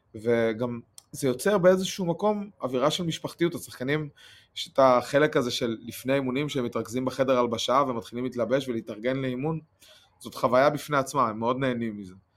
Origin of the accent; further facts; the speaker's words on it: Rehovot, Central District, Israel; אני מרחובות